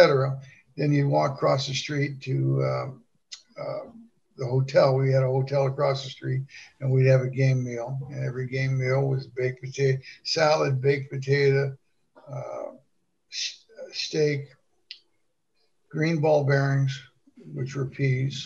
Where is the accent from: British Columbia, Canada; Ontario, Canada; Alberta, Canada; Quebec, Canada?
Ontario, Canada; Toronto; moved away; growing up in Toronto